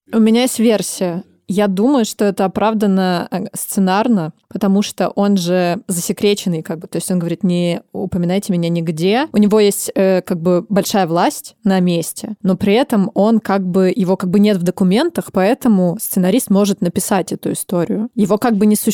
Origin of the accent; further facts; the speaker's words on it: Novosibirsk, Novosibirsk Oblast, Russia; Я сама из Новосибирска, и в 60-е годы у нас как раз строился Академгородок